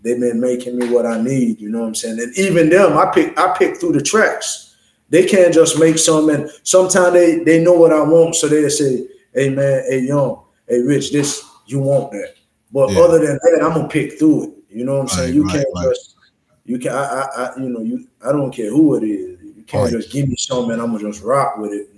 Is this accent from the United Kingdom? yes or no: no; U.S. Virgin Islands; I'm from the island, so I'm from the Virgin Islands.